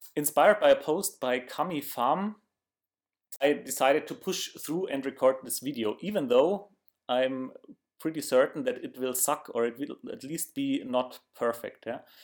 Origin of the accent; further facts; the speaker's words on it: Germany; accent: German; English is a second language; my German accent